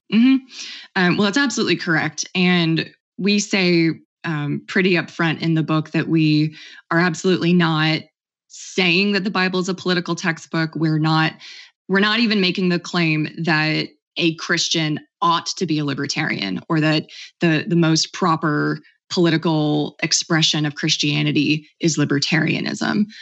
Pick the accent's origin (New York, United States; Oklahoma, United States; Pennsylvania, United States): Oklahoma, United States; I grew up in Oklahoma, a very conservative state